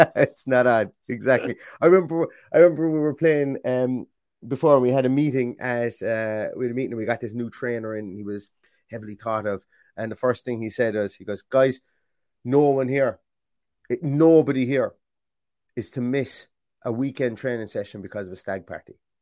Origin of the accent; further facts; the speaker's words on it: Ireland; being Irish